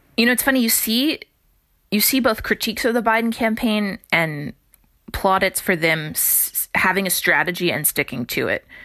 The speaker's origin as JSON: {"language": "English", "town": "Cleveland", "region": "Ohio", "country": "United States", "tie": "born or raised there", "also_born_or_lived": "East Coast", "moved": "yes", "said": "I grew up in Ohio and then went to the East Coast"}